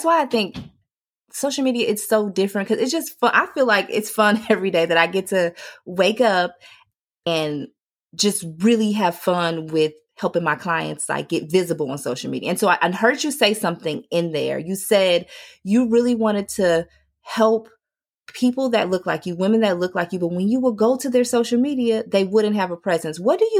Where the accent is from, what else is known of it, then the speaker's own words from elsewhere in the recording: Chicago, Illinois, United States; I got slang. I might say gun on one or what you going to do. I'm from Chicago.